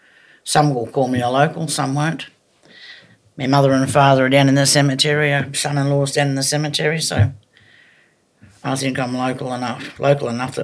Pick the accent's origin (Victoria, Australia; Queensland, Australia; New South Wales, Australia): New South Wales, Australia; Evans Head; also born or lived in Sydney / Wollongong; I was born in the Royal North Shore Hospital in Sydney. But more or less grew up in Evanshead, up top end of New South Wales. And my early adolescence was Sydney to Wollongong.